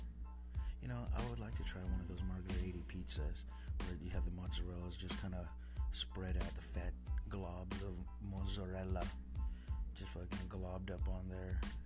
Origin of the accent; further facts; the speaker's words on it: Oxnard, California, United States; also born or lived in East Coast; We're coming from Southern California, 93033, USA